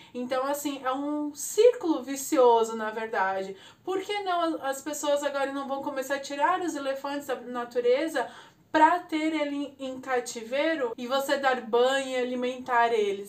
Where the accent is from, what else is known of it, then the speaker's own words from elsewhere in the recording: Brazil; Nós, como brasileiros